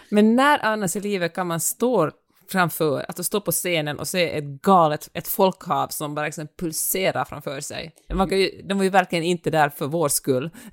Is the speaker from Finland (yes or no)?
yes; Finland; accent: Finland-Swedish; min finlandssvenska